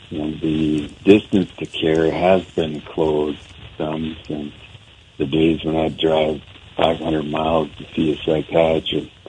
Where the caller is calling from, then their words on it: Helena, Montana, United States; No, I'm I'm not home, in Helena, Montana.